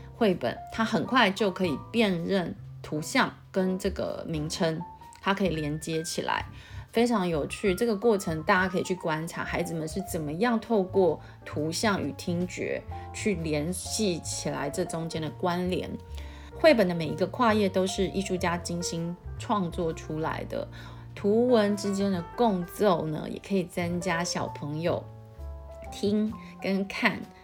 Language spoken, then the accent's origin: Chinese; Taiwan; 因为我们台湾人就没有这样子的语言的习惯